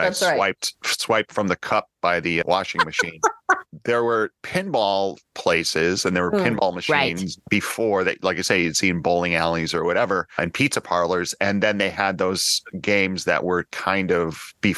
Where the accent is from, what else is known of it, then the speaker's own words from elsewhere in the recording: Mount Prospect, Illinois, United States; where I grew up in Mount Prospect, Illinois